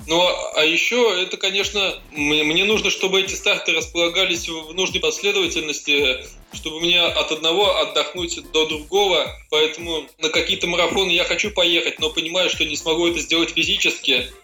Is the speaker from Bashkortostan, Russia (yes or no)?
no; Ivanovo, Ivanovo Oblast, Russia; я сам из Иванова, вот, и поэтому и учился я тоже в своем городе